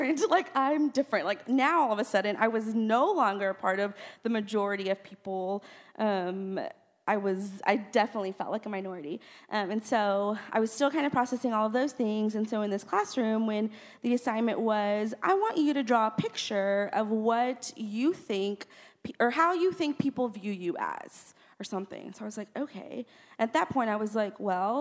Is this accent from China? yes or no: no; South Texas, United States; moved away as an adult; When I grew up, I grew up in South Texas